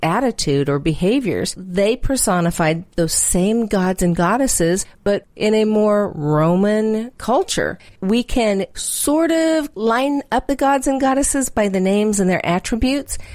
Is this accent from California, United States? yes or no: no; Texas, United States; I'm from Texas